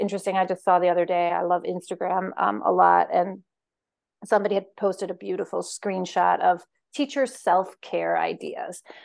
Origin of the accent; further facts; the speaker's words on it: Denmark; moved away as an adult; also born or lived in United States; I was born in Denmark, and I spent twenty-four years in, in America